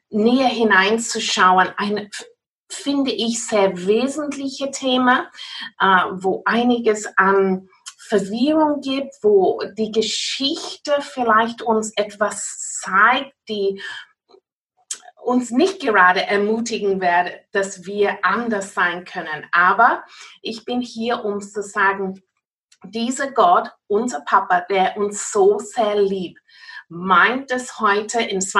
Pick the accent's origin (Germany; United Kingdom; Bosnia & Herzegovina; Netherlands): United Kingdom; South West England; German is a second language; now in Austria; wie ihr merkt von meiner Akzent, ich bin kein wirklich Österreicherin. Äh, ich stamme aus Großbritannien, Cornwall, um ganz genau zu sein, aber ich werde wirklich mein Bestes tun, um jetzt gute Deutsch zu sprechen.